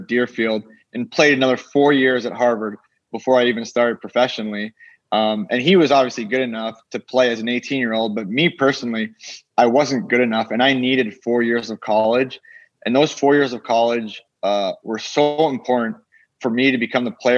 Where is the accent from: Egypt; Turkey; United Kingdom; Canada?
Canada; moved away as an adult; growing up in Canada